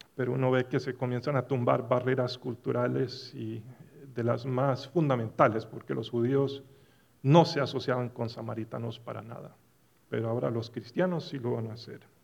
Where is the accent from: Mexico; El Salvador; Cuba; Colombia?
Colombia; Medellín, Antioquia; also born or lived in Dallas, Texas; now in United States; una semana en Medellín, donde me crié